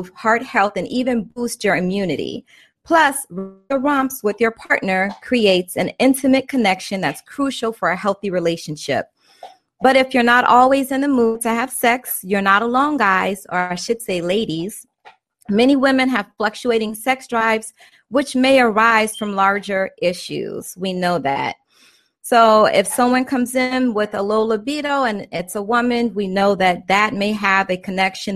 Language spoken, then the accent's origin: English; Maryland, United States; I'm from Maryland